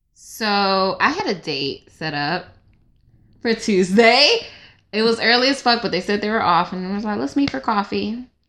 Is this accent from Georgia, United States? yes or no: yes; Stone Mountain, Georgia, United States; I'm from Stone Mountain, Georgia